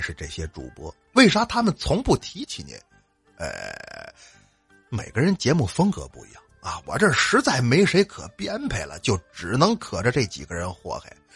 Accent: Northeast China, China; 我是东北来的

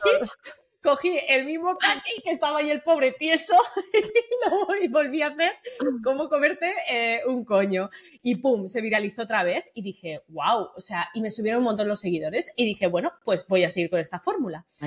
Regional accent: Sabadell, Catalonia, Spain; moved away as an adult; also born or lived in Tarragona; now in Madrid, Spain; Yo soy de Sabadell, de Barcelona

